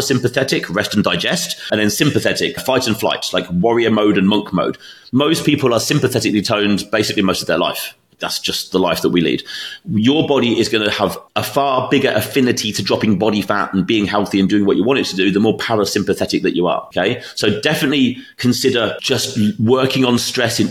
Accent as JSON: {"language": "English", "country": "United Kingdom", "tie": "born or raised there", "moved": "yes", "said": "my hometown in the UK"}